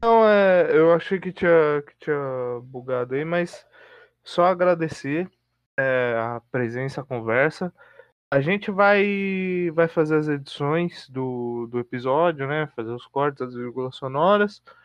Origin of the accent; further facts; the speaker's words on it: Mauá, São Paulo, Brazil; also born or lived in Santo André; nasci em Mauá e em Santo André desde sempre